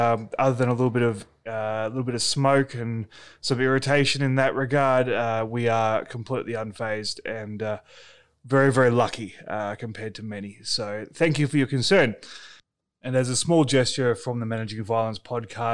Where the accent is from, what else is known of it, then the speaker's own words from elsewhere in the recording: Australia; also born or lived in Melbourne; my home country is currently on fire.